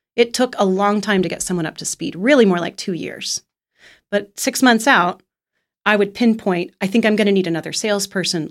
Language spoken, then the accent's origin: English; Kansas City, United States; moved away; my hometown of Kansas City